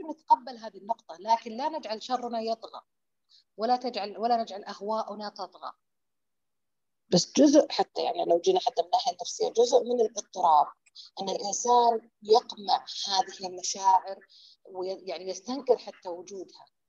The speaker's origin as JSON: {"language": "Arabic", "region": "Hejaz", "country": "Saudi Arabia", "said": "عندنا بالحجاز"}